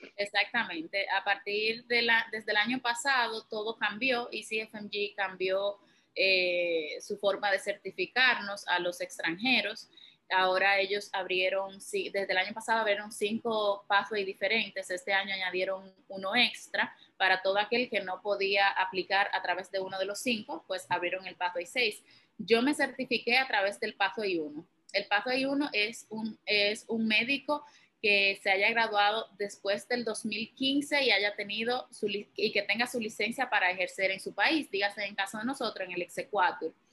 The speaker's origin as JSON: {"language": "Spanish", "town": "Santiago de los Caballeros", "region": "Santiago", "country": "Dominican Republic", "also_born_or_lived": "Bronx, New York", "moved": "as an adult", "lives_now": "New York, United States", "said": "yo vengo de Santiago, República Dominicana"}